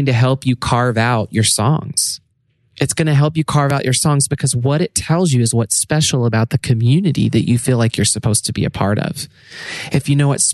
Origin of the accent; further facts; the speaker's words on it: Arkansas, United States; also born or lived in Redding, California; now in Nashville, United States; We're originally from Arkansas